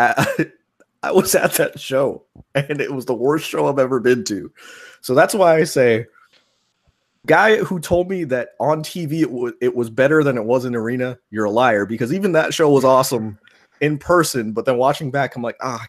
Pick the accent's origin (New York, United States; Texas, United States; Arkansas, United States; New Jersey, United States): New York, United States; I grew up in New York